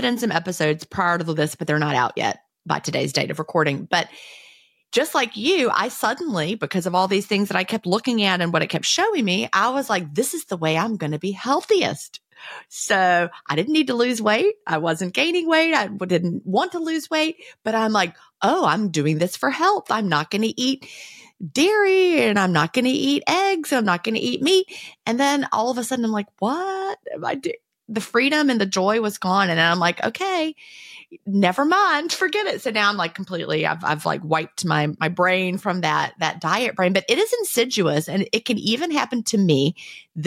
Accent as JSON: {"language": "English", "region": "the South", "country": "United States", "tie": "born or raised there", "said": "I'm like the one Southerner born and raised in the South"}